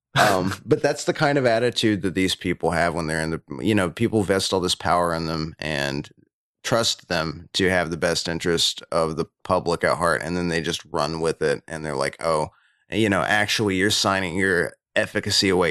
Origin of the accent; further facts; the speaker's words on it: United States; I'm proud American